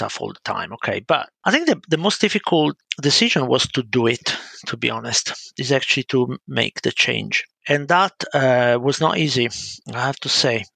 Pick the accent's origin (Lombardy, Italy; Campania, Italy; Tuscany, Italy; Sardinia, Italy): Lombardy, Italy; Milan; accent: Italian; English is a second language; moved away as an adult; now in United Kingdom; As you can spot from my accent, I'm Italian, but I've been living in the UK for, it's coming up to 30 years almost, so quite a while. I started as just an ordinary child in a working class family, you know, living in a council estate in Milan